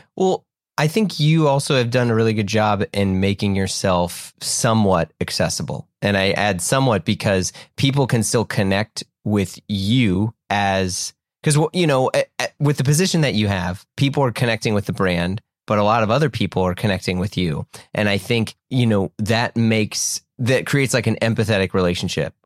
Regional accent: United States; just an American

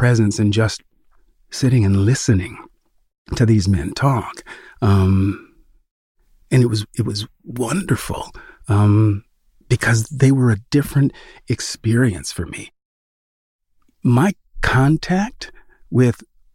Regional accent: Sacramento, California, United States; the home I grew up in Sacramento

